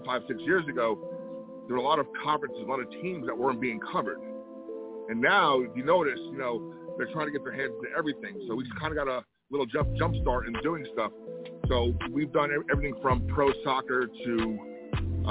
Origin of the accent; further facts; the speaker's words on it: Elmwood Park, New Jersey, United States; Right now, I'm in Elmwood Park, New Jersey. We're about 15, 20 minutes outside of New York City